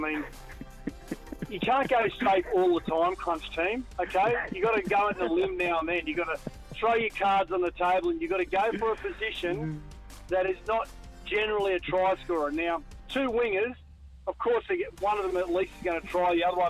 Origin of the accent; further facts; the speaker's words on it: Queensland, Australia; I'm a Queenslander. I love Queensland.